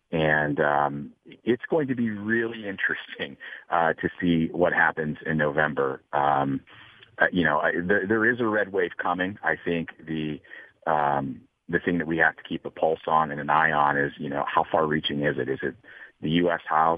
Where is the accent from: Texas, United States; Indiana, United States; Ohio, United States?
Ohio, United States; Ohio House District 67, United States; In my hometown District 67, Melanie Miller up near Ashland County